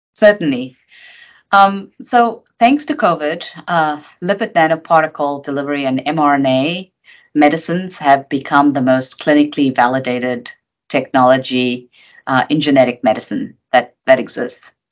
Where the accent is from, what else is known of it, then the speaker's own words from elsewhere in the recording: South Africa; moved away as an adult; also born or lived in United Kingdom; I grew up in South Africa under apartheid